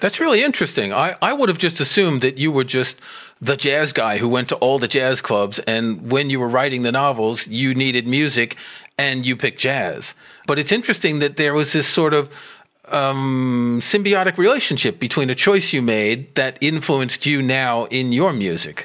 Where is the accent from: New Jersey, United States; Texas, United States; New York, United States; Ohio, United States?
New York, United States; moved away as an adult; also born or lived in France; now in United Kingdom; I grew up in New York and I went to rock concerts at Madison Square Garden